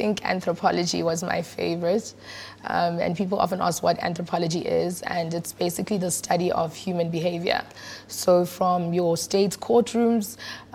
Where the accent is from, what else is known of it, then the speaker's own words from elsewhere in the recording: Johannesburg, Gauteng, South Africa; also born or lived in Soweto / Lenasia / Brakpan / Yeoville; Born and bred in Johannesburg